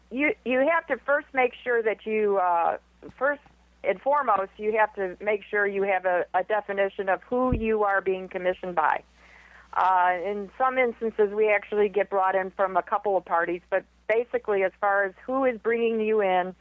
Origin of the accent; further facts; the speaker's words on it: Michigan, United States; now in Houston, United States; I'm from Michigan